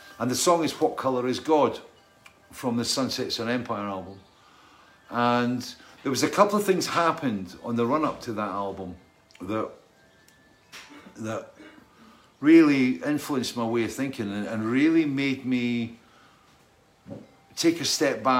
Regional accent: Scotland, United Kingdom; I was brought up in Scotland

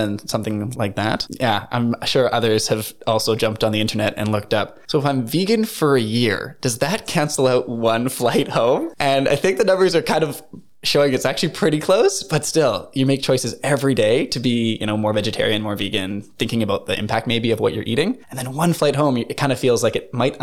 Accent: Canada; moved away as an adult; now in Norway; I'm from Canada

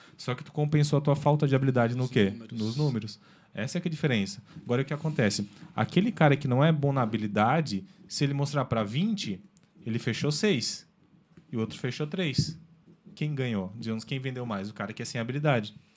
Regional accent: Nova Veneza, Santa Catarina, Brazil; eu sou natural de Nova Veneza, lá da terra da polenta

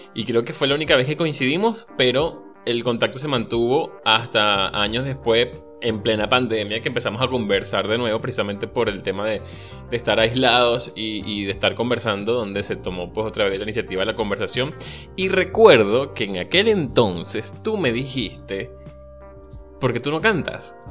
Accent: La Victoria, Aragua, Venezuela; moved away as an adult; yo soy de la Victoria en el estado de Aragua

